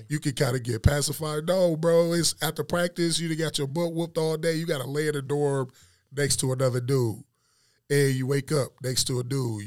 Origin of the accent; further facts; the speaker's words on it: Detroit, Michigan, United States; moved away as an adult; now in Dallas, United States; Joy Road, man. Grew up old, right there on the Joy Road. Graduated from Cody.